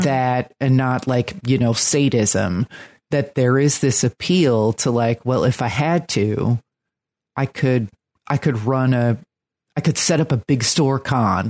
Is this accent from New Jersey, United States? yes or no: yes; New Jersey, United States; now in Brooklyn, United States; I'm from New Jersey